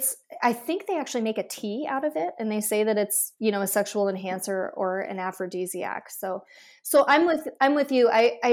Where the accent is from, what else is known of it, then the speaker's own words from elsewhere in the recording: Midwest, United States; as you and I know growing up in the Midwest